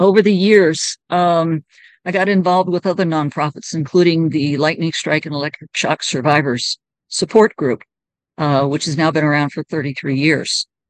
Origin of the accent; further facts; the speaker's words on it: United States; So I had Uganda on my right. I was from the United States. Zambia was on my left.